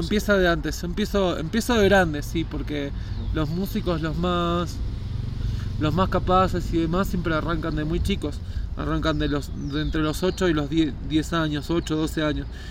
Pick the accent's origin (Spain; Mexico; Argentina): Argentina; Escobar, Buenos Aires Province; moved away as an adult; Soy de Escobar, se llama el pueblo. Queda unos 50 kilómetros al norte de la capital de Buenos Aires